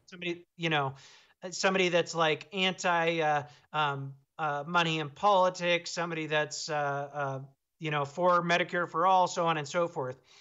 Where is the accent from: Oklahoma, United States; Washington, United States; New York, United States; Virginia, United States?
Washington, United States; Seattle; now in Montana, United States; I'm from Seattle, but I live in Montana now